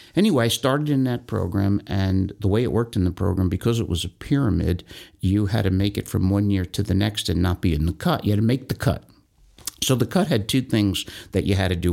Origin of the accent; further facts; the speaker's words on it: Tarrytown, New York, United States; I'm born and raised in Tarrytown, New York. I've been there my whole life.